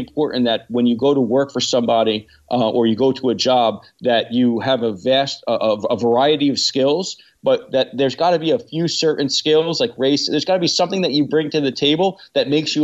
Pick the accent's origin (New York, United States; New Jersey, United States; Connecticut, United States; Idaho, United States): New York, United States; New York City; I'm from New York